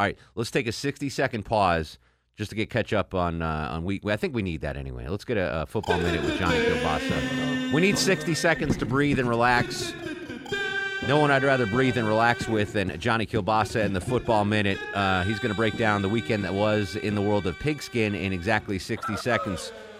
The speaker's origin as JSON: {"language": "English", "region": "Connecticut", "country": "United States", "tie": "born or raised there", "said": "I kept thinking about the synagogue that I grew up in Connecticut, where I went to Hebrew school twice a week, where I had my bar mitzvah."}